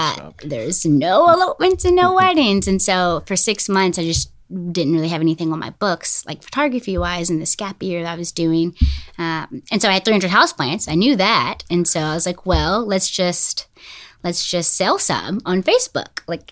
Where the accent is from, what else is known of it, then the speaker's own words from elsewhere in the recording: Smyrna, Tennessee, United States; also born or lived in Franklin; I was born in Franklin, and then I grew up in Smyrna, Tennessee, if you know where that is.